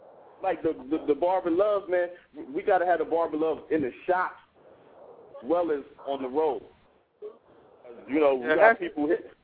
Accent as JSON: {"language": "English", "town": "Columbus", "region": "Ohio", "country": "United States", "said": "Dude, I'm from Columbus, Ohio, but I got T-shirts."}